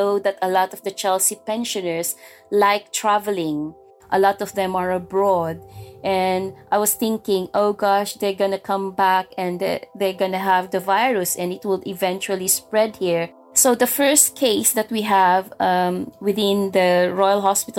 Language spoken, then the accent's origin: English; Philippines; moved away; as a Filipino nurse, you tend to do overtimes to earn more money. Because you're not only caring for yourself or your family in here, but you're also sending money to your family back home